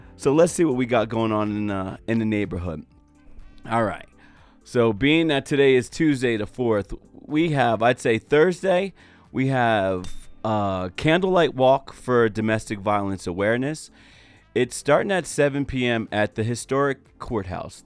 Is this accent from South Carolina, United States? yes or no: no; New Jersey, United States; now in Utah, United States; I'm from Jersey